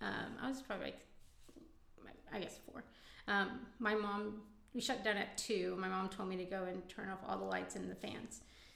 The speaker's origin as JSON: {"language": "English", "town": "Fort Worth", "region": "Texas", "country": "United States", "tie": "born or raised there", "said": "I'm born and raised in Fort Worth, Texas."}